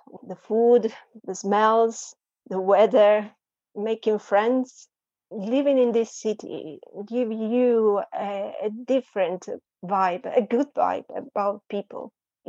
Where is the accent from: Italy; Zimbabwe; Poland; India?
Italy; Southern Italy; English is a second language; moved away as an adult; also born or lived in Turin / Venice / Bologna; now in London, United Kingdom; I'm coming from Italy. My family live in a beautiful city, a small city in the south of Italy, close to the coast.